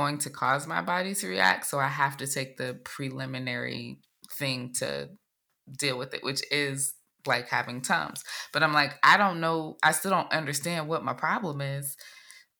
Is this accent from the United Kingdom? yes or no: no; Jamaica; as a Jamaican